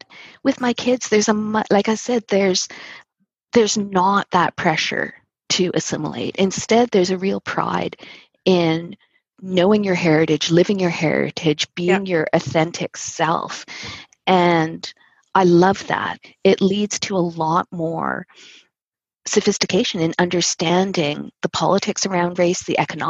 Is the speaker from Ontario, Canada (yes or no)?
no; Winnipeg, Manitoba, Canada; moved away as an adult; now in Toronto, Canada; I grew up in the north end of Winnipeg, where there was a very large Filipino community